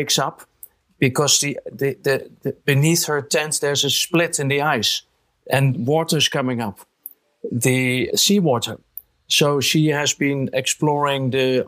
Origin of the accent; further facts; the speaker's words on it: Netherlands; I'm from the Netherlands